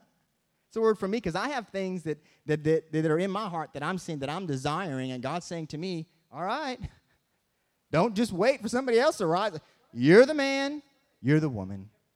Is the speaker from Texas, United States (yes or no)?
no; Michigan, United States; and I'm from Michigan, so we have the Great Lakes.